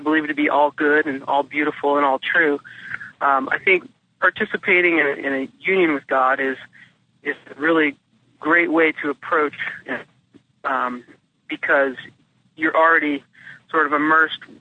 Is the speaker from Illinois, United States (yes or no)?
no; New Orleans, Louisiana, United States; I grew up in New Orleans